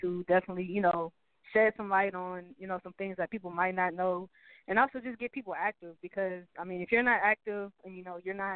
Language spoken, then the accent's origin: English; Houston, Texas, United States; also born or lived in Greenville, South Carolina; I always tell people I moved to Houston when I was literally like 1 year old